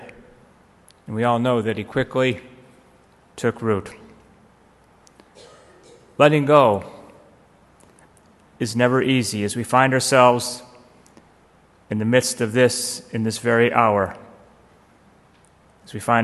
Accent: Parma, Ohio, United States; I'm from Parma

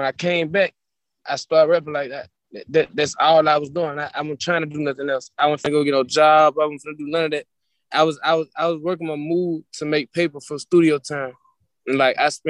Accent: Birmingham, Alabama, United States; I'm from Birmingham

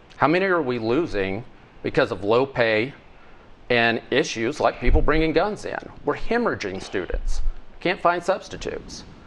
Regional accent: Cooter, Missouri, United States; where I grew up in Pemiscot County

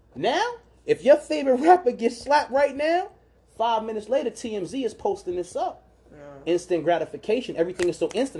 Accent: New York City, New York, United States; where I grew up at in New York, it was a movie theater called Cross Bay

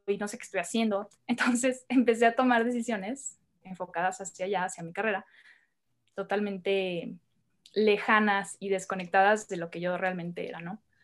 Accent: Hermosillo, Sonora, Mexico; moved away as an adult; now in Mexico City, Mexico; Yo soy de, de Hermosillo, Sonora. Yo vengo de allá del norte de México

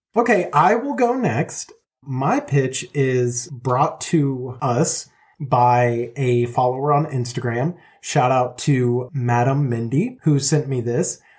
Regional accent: Longview, Texas, United States; we grew up in a town in Texas called Longview

